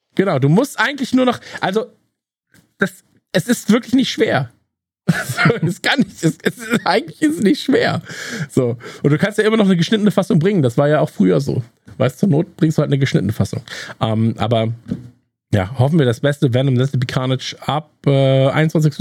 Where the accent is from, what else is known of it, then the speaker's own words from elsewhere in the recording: North Rhine-Westphalia, Germany; wir kommen ja beide aus Nordrhein-Westfalen